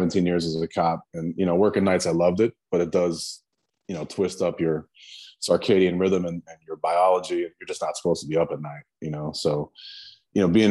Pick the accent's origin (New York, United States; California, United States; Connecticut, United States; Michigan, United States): Connecticut, United States; I grew up in Connecticut and the WWE headquarters is right there, man, where I grew up.